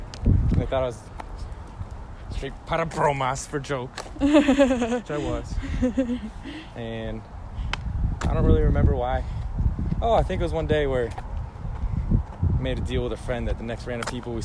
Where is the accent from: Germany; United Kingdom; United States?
United States; New Orleans, Louisiana; I was from New Orleans.